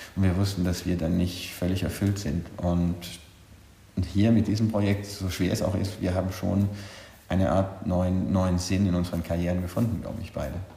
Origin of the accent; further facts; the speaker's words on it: Bolzano, Trentino-Alto Adige, Italy; moved away as an adult; also born or lived in Vienna, Austria / Paris, France; now in Honfleur, France; Ursprünglich komme ich aus Südtirol, aus Bozen